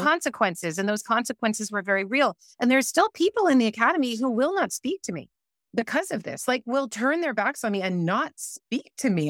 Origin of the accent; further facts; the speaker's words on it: United States; I'm American